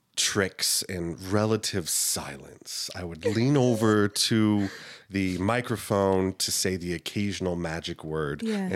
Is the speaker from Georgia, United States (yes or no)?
no; South Carolina, United States; born there; also born or lived in Texas / Turkey; I was a military kid, so okay. We moved around a lot. I was born in South Carolina. We moved to Texas. We lived overseas in Turkey for 2 years.